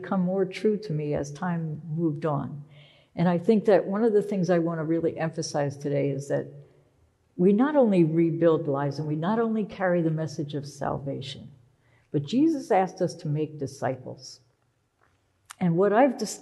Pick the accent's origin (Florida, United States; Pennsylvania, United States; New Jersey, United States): Pennsylvania, United States; moved away as an adult; also born or lived in Philadelphia; now in Boston, United States; I was born in Philadelphia, but I grew up in this little tiny town that's not even on a map, in Pennsylvania